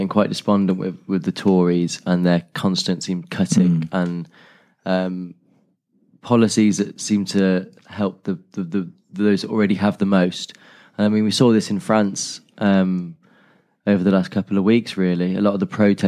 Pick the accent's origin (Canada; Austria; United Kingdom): United Kingdom; our stiff upper lip, being British